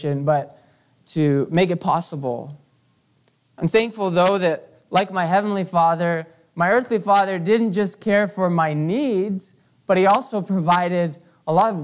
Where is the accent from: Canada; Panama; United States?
Canada; growing up in Canada